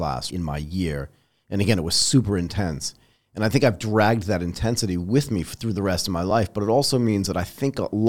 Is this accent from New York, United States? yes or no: no; Connecticut and Massachusetts, United States; moved away; I grew up in Connecticut and Massachusetts